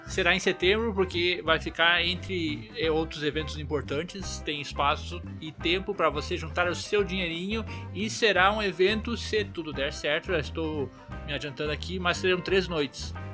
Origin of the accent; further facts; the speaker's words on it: Venâncio Aires, Rio Grande do Sul, Brazil; eu sou, eu sou do interior do Rio Grande do Sul, Venâncio Aires